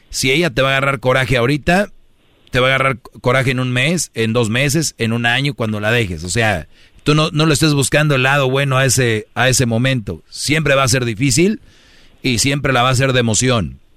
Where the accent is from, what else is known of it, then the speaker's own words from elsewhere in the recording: Guatemala; De Guatemala.